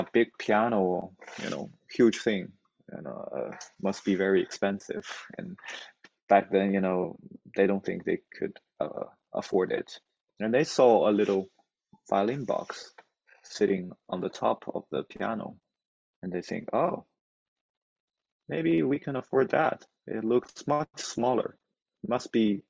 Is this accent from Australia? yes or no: no; Inner Mongolia, China; moved away; also born or lived in Boston; Inner Mongolia, that was my hometown. It's in the northern part of China